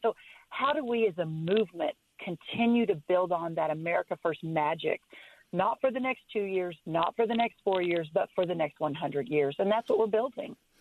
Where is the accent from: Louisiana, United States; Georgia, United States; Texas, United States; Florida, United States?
Texas, United States; my home state of Texas